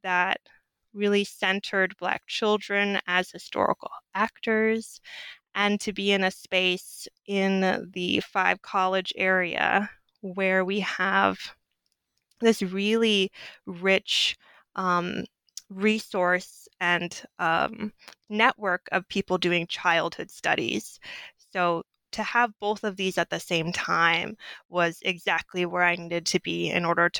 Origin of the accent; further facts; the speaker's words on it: Southwest, United States; coming from grad school or coming from undergrad from the North, growing up in the Southwest, teaching at an all-Black school, fourth graders.